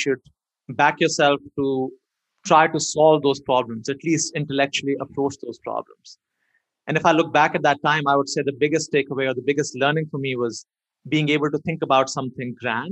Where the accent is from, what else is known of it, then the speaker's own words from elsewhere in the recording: India; moved away; growing up in India